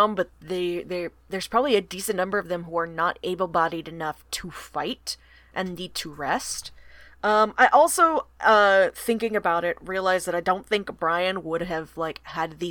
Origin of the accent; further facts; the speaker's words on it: the South, United States; I'm from the South